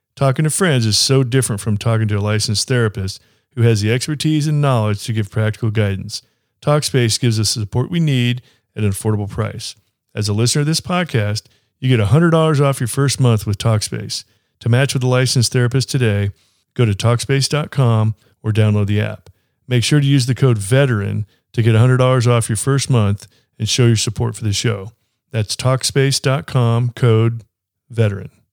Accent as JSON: {"language": "English", "town": "Kansas City", "country": "United States", "said": "I'm from Kansas City"}